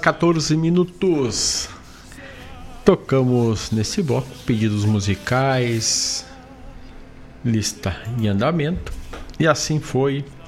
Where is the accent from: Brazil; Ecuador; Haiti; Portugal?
Brazil; Herval, Rio Grande do Sul; lá da cidade de Erval do Sul, da minha terra, che.